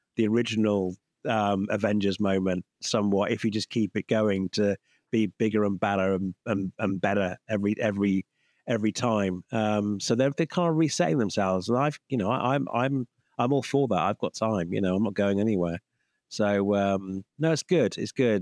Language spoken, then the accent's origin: English; United Kingdom; as a Brit